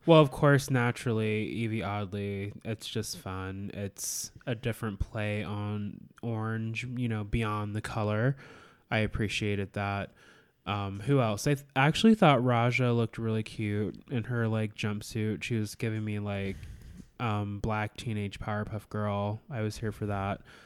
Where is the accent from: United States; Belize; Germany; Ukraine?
United States; Alaska; I born and raised in Alaska